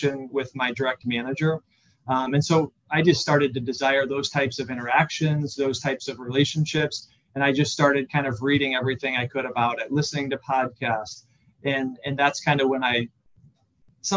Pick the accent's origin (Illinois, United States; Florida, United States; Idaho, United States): Illinois, United States; Central; also born or lived in Chicago; I grew up in Central Illinois